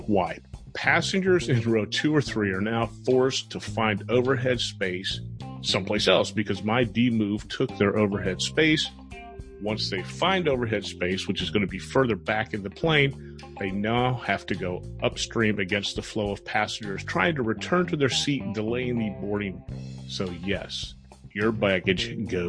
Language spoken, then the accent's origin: English; South Florida, United States; I grew up in South Florida